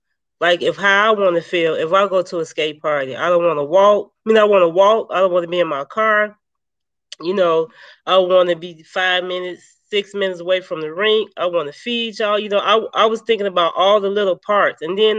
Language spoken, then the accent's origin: English; Chicago, Illinois, United States; now in San Antonio, United States; I'm from Chicago.